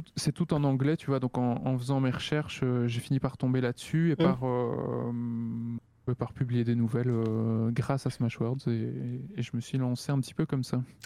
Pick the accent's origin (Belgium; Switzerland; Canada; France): Belgium; je suis belge